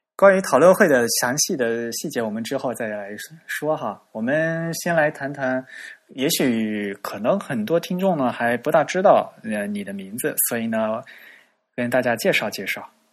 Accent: China; 我们中国人的特点

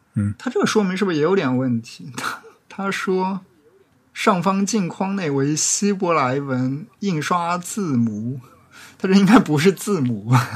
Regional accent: Jiaxing, Zhejiang, China; accent: Jiaxing dialect; 我念的这个嘉兴方言会比较像上海的所谓的松江方言

